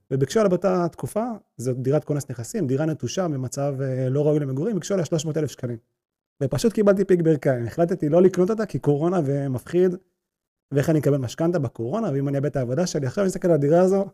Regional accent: Israel

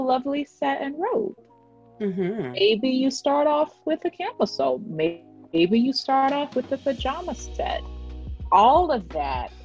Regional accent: Southern, United States; accent: Southern; my Southern accent

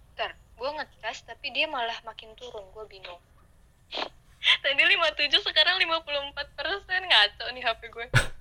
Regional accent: Indonesia; moved away; gue dari Indo

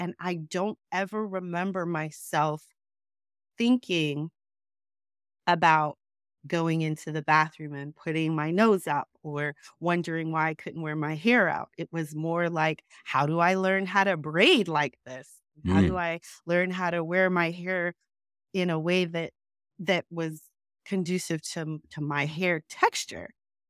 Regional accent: New York City, New York, United States; also born or lived in Salt Lake City; we moved back to New York. And we lived in New York City. So I grew up mostly in Queens, New York.

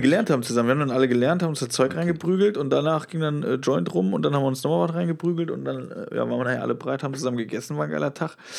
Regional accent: Westerwald, Rhineland-Palatinate, Germany; moved away; in Westerwald, wo ich herkomme

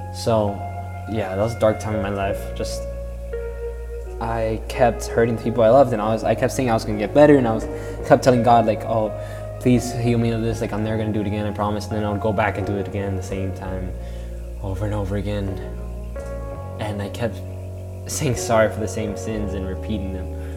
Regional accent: Florida, United States; I'm 15 from Florida, and I've lived here all my life.

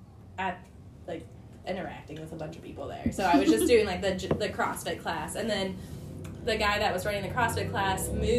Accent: Oakville, Missouri, United States; also born or lived in St. Louis / Lemay; Yep, I grew up down in Oakville, and then I lived in St. Louis City by Tower Grove Park for a year, and then where else did I live? Oh, and then I lived in Lee May for a little bit, so.

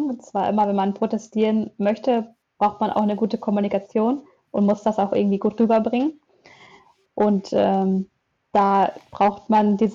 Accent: Münster, North Rhine-Westphalia, Germany; Aus Münster.

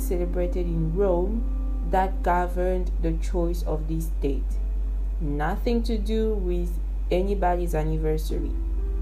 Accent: Kinshasa, DR Congo; I'm born and raised in Kinshasa

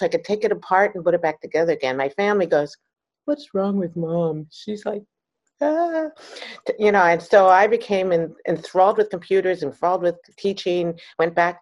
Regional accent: Maryland, United States; moved away as an adult; also born or lived in California; I grew up in Maryland, okay. Right outside of DC

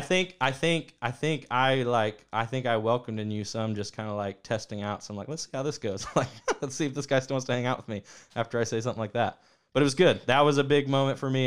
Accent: Ohio, United States; moved away as an adult; also born or lived in Acworth, Georgia; I grew up in Ohio.

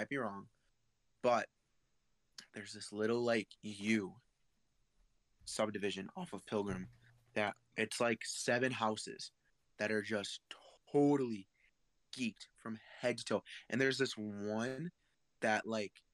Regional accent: near Milwaukee, Wisconsin, United States; I grew up near Milwaukee. I grew up about 30 minutes away from Milwaukee

